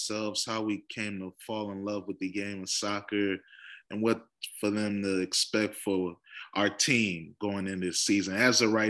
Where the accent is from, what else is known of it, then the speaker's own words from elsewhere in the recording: Northern Virginia, United States; we're from Northern Virginia, so we have to support DC sports by default